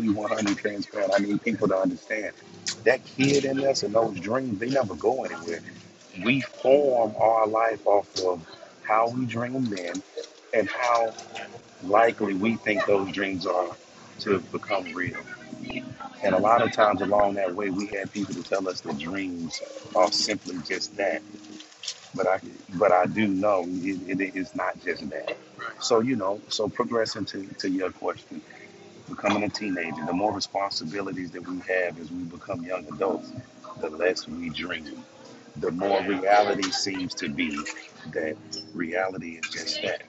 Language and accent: English; Mississippi, United States; moved away as an adult; where I was born and raised in Mississippi